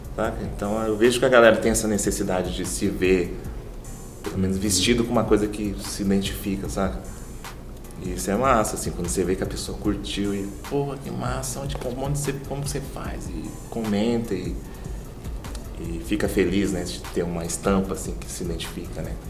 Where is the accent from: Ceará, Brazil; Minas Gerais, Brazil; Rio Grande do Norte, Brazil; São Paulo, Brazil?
São Paulo, Brazil; moved away as an adult; now in Campo Grande, Brazil; Sou de São Paulo e vim trabalhar aqui em Campo Grande, e vim mudei para Campo Grande.